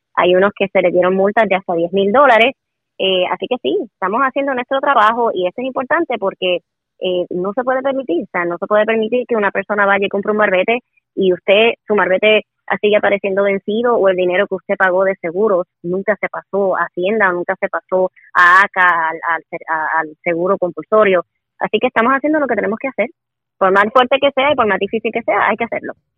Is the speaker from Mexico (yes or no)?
no; Puerto Rico; usted y yo también pagamos contribuciones y somos ciudadanos de Puerto Rico